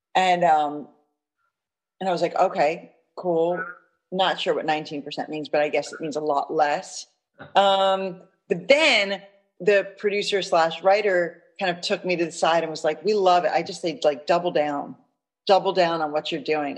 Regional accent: New York City, New York, United States; I grew up in Manhattan, um, one of five kids

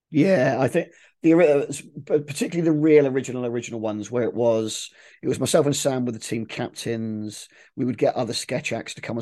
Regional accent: Milton Keynes, South East England, United Kingdom; I grew up in Milton Keynes

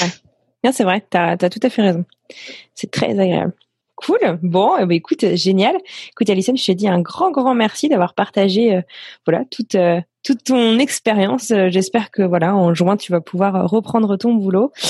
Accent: Brittany, France; moi je viens de Bretagne

